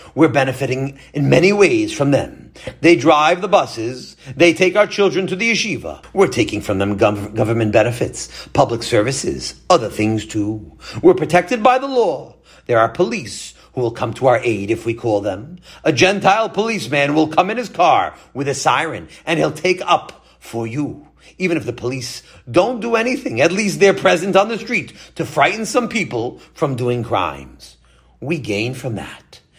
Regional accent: Baltimore, Maryland, United States; I was born in America, but I was in the company of European Jews. Baltimore was almost all European Jews then

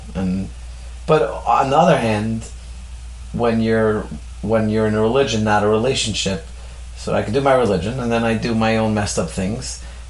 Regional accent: Brooklyn, New York, United States; Because I came from Brooklyn.

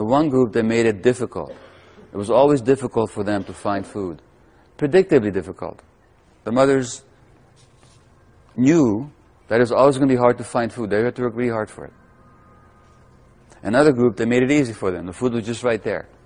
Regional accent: Budapest, Hungary; I was born to Jewish mother in 1944 in Budapest, Hungary

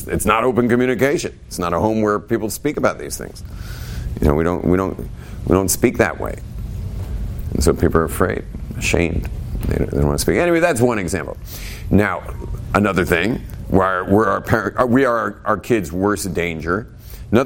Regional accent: West Coast, United States; moved away; also born or lived in Israel; I grew up on the West Coast.

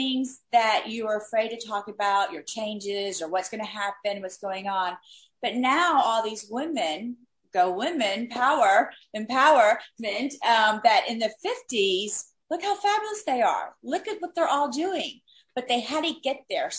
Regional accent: Miami, Florida, United States; moved away as an adult; now in Los Angeles, United States; I had a friend that I grew up with in Miami, our kids grew up together. We moved out to LA at the same time

